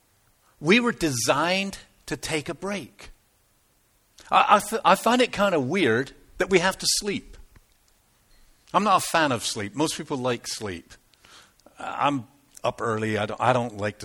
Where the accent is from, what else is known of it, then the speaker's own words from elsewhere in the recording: United Kingdom; moved away; I'm typically British